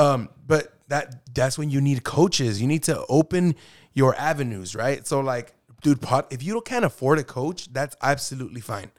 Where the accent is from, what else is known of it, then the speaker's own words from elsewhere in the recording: Arvin, California, United States; I grew up in Arvin High